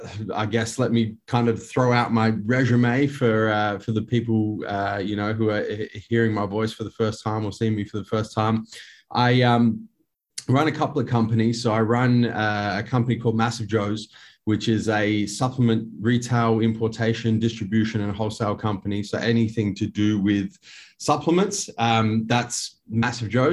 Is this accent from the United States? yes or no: no; Adelaide, South Australia, Australia; born and raised in Henley Beach here in Adelaide in South Australia.